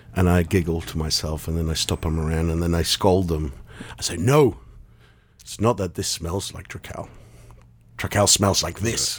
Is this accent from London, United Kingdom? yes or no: yes; London, United Kingdom; born or raised there; moved away as an adult; also born or lived in Argentina / North America